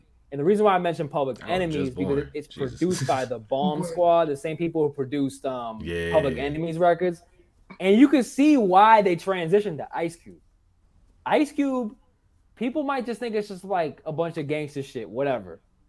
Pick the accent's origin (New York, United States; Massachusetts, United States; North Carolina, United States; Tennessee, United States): Massachusetts, United States; Boston; I'm from Boston